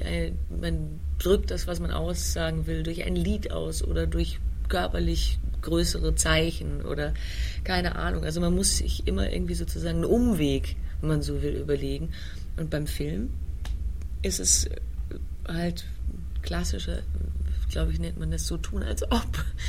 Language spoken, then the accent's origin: German; Heidelberg, Baden-Württemberg, Germany; also born or lived in Vienna; nicht in England oder Wales aufgewachsen, sondern in Heidelberg in Süddeutschland